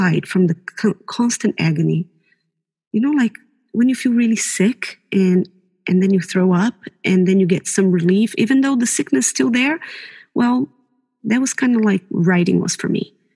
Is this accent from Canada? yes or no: no; Brazil; now in New Zealand; I was born in Brazil, but New Zealand has been my home since 2003